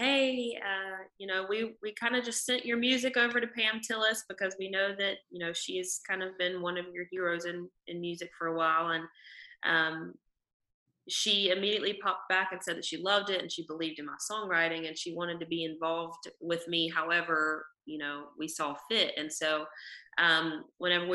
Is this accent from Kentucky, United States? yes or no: no; North Carolina, United States; born or raised there; also born or lived in Nashville, Tennessee